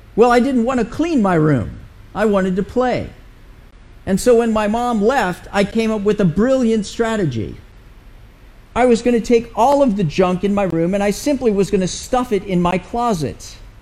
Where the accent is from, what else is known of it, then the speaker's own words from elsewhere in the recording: United States; as an American